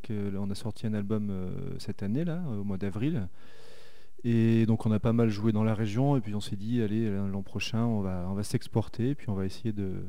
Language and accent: French; Saint-Étienne, Auvergne-Rhône-Alpes, France; Je suis stéphanois.